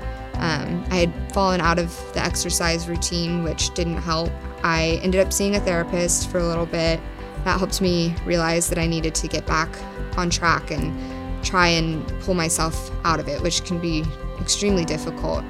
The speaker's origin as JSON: {"language": "English", "town": "The Woodlands", "region": "Texas", "country": "United States", "tie": "born or raised there", "said": "Growing up in the Woodlands"}